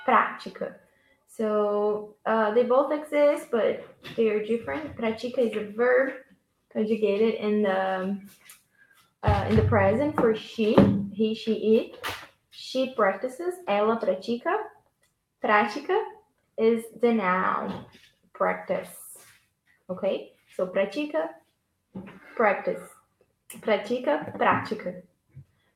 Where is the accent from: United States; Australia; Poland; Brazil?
Brazil; I'm from Brazil